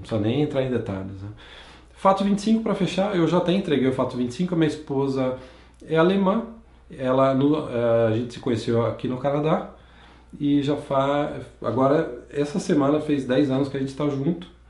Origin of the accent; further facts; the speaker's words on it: Campinas, São Paulo, Brazil; also born or lived in São João da Boa Vista; eu nasci em São João da Boa Vista, no interior de São Paulo, mas eu sempre cresci em Campinas